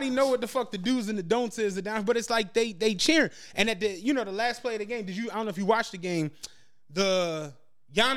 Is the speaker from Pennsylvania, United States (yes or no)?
yes; Philadelphia, Pennsylvania, United States; I'm from Philadelphia